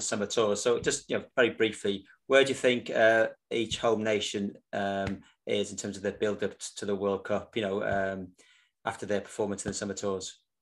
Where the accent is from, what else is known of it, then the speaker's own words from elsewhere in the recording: Wales, United Kingdom; being a Welshman